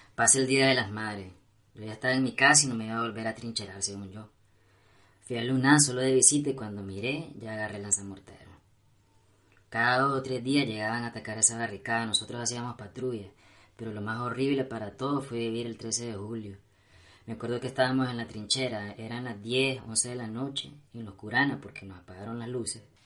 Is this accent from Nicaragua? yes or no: yes; Nicaragua; aquí nací